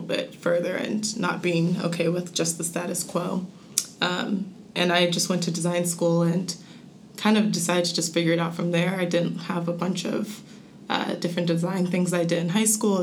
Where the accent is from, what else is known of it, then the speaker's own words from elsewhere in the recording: Cincinnati, Ohio, United States; I'm from Cincinnati, Ohio